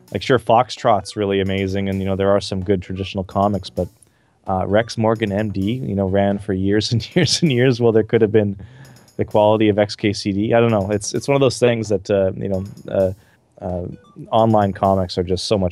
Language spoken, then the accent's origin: English; Calgary, Alberta, Canada; where I grew up in Calgary, Canada